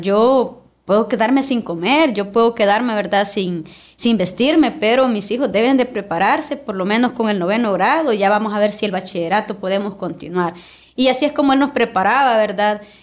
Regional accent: Ciudad Arce, La Libertad, El Salvador; Yo vengo de una cuna muy humilde, vengo del municipio de Ciudad Arce, que es de mi querido departamento

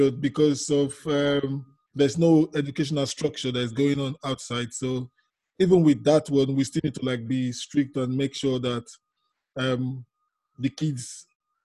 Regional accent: Nigeria; moved away as an adult; now in London, United Kingdom; I'm originally from Nigeria, yes, in Africa.

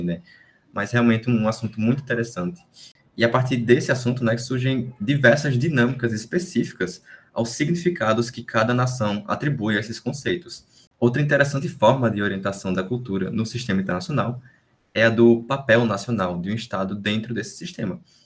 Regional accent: Brazil; quem somos nós como brasileiros

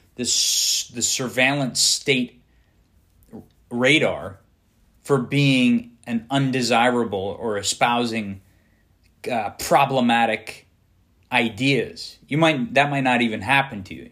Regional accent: United States; as an American

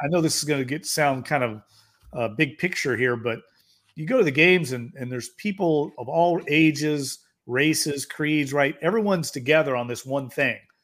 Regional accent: Louisville, Kentucky, United States; moved away as an adult; now in New Orleans, United States; growing up in Louisville, Kentucky

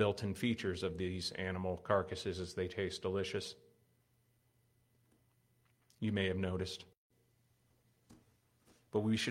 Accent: United States; As an American young person

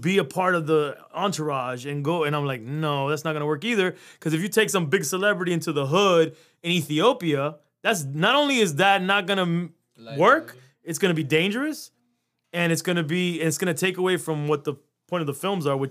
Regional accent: Kendall, Florida, United States; I'm a kid from Kendall

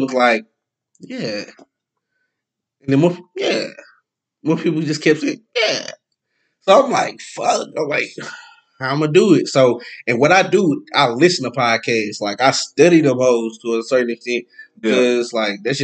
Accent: Longview, Texas, United States; I'm from East Texas. I'm from Longview

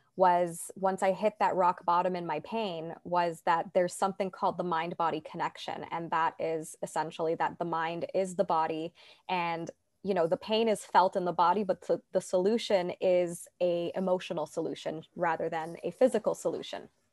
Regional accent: Toronto, Ontario, Canada; I'm from Toronto, Canada

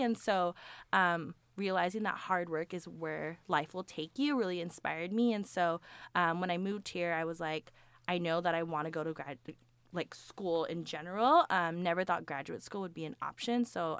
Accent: Washington, United States; also born or lived in California / Thailand; So, I was born in California, and I actually moved to Thailand when I was little. So, I lived there for several years before moving back to California. But I call Washington my home.

